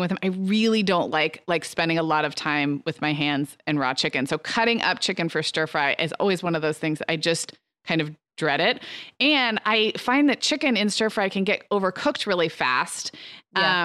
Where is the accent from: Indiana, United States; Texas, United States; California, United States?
California, United States; Santa Barbara; Santa Barbara, my hometown